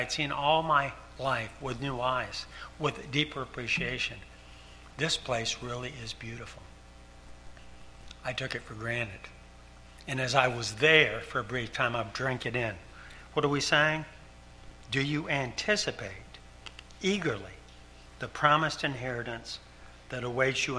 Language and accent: English; Ticonderoga, New York, United States; moved away as an adult; I grew up in Ticonderoga, New York, 100 miles from Canada.